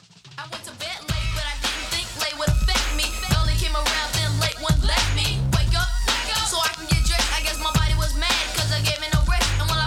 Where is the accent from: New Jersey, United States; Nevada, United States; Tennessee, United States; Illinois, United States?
Illinois, United States; Chicago; So …, of course, because I'm from Chicago